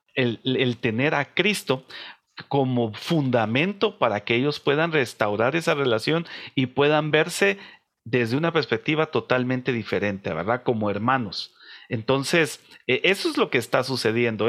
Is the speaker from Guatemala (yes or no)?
yes; Guatemala; nosotros somos de una sociedad de, eh, guatemalteca